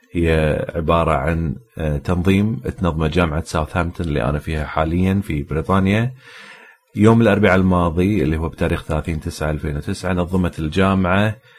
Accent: Kuwait; عندنا بالكويت

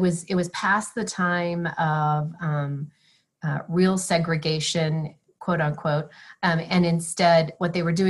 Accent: Colorado, United States; moved away as an adult; also born or lived in Denver / Texas; I grew up in Colorado where I live today

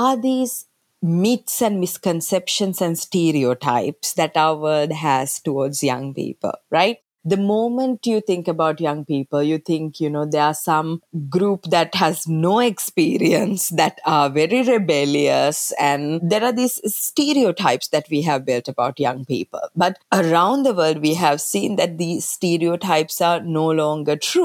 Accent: Sri Lanka; moved away as an adult; now in United States; I'm originally from Sri Lanka. That's where I was born and brought up until I moved to the United States to work at the UN.

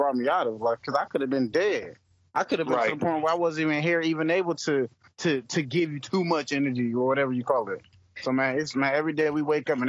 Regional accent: Hartford, Connecticut, United States; also born or lived in Columbus, Ohio; now in Houston, United States; I'm originally from Hartford, Connecticut

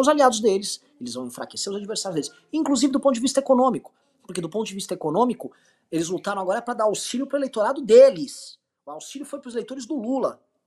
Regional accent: Brazil; eu sou brasileiro e eu sou um brasileiro descendente de portugueses, espanhóis, um pouco de italianos

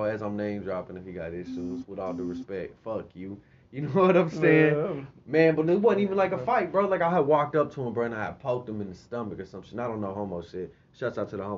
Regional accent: Houston, Texas, United States; I was born in Houston

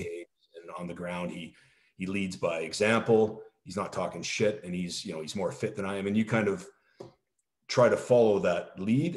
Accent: Canada; moved away as an adult; also born or lived in France; I'm always Canadian

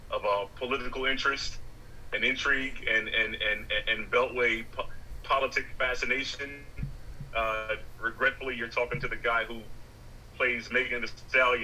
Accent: Baltimore, Maryland, United States; now in New York City, United States; when I was growing up in Baltimore

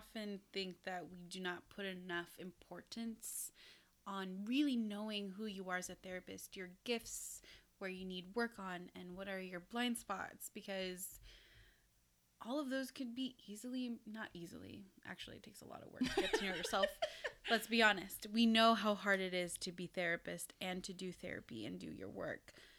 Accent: Philippines; And as a person of color, I'm Filipino.

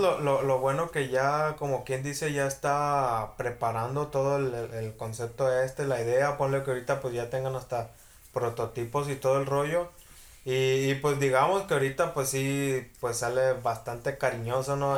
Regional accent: Mexico; aquí en México, pues ya sabes cómo somos los mexicanos

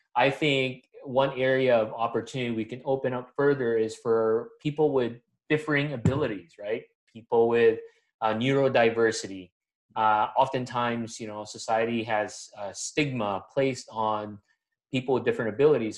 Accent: Manila, Metro Manila, Philippines; moved away as an adult; also born or lived in Atlanta, Georgia, United States; now in United States; I'm born and raised in Manila, Philippines.

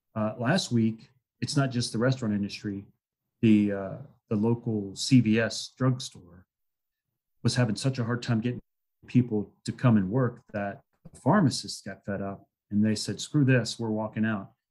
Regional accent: Salem, Virginia, United States; went to school in my hometown where I'm now, Salem, Virginia

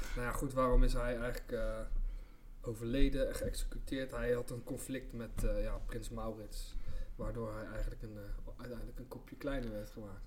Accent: Rotterdam, South Holland, Netherlands; ik kom zelf uit Rotterdam.

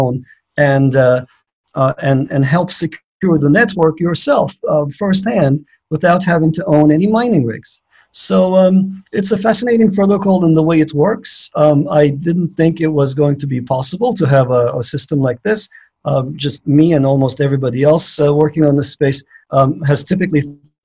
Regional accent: Istanbul, Turkey; now in United States; I grew up in Istanbul, Turkey

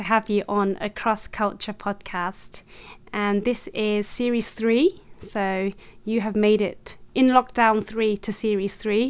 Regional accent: Kilburn, London, United Kingdom; I love Sunday roasts and Chinese food too, but I can't speak fluent Chinese, and the only Chinese word I can write is my name. None of my friends have ever been Chinese, apart from when I met Jay, but he's half. Kilburn was where I grew up

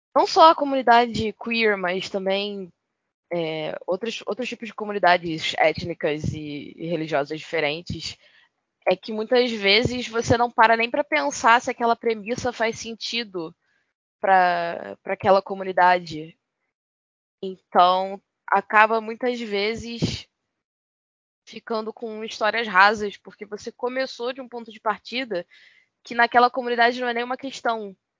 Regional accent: Rio de Janeiro, Brazil; eu sou carioca

